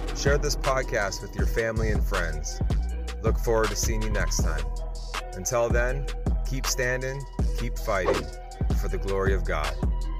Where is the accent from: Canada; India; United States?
Canada; I'm Canadian